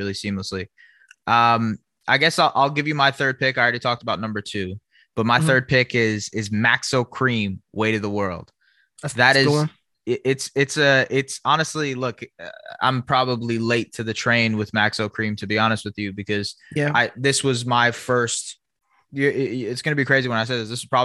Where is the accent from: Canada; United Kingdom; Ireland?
Canada; also born or lived in Toronto; we're from Canada too.